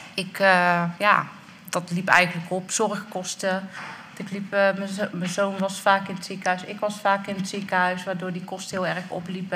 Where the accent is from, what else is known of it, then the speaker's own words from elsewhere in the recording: North Brabant, Netherlands; now in Dordrecht, Netherlands; Opgegroeid in Brabant en ik woon nu in Dordrecht